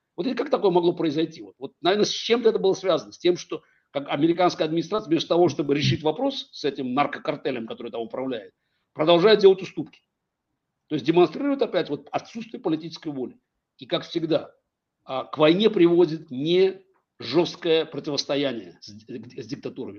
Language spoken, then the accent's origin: Russian; Baku, Azerbaijan; Я, я вырос в Советском Союзе. Как бы отец еврей, мать армянка, в Баку вырос